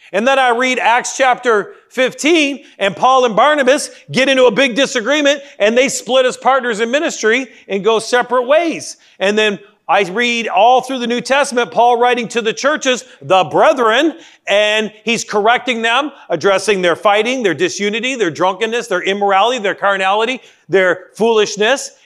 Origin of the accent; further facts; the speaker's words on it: Canada; moved away; I grew up in the Great White North